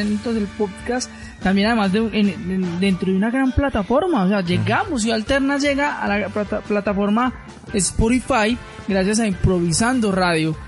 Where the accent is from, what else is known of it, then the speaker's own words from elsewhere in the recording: Colombia; si vivo en este país, pues soy ciudadano colombiano